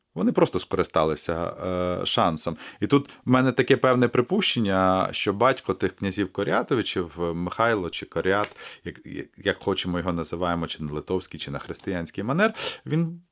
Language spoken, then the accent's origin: Ukrainian; Kamianets-Podilskyi, Khmelnytskyi Oblast, Ukraine; moved away as an adult; now in Kyiv, Ukraine; Людиною з Поділля і ніколи не соромлюся того, що я народився на Поділлі, в Кам'янці-Подільському.